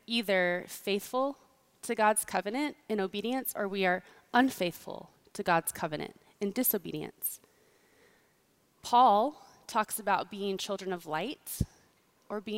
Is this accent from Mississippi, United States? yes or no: no; Kansas, United States; I grew up in Kansas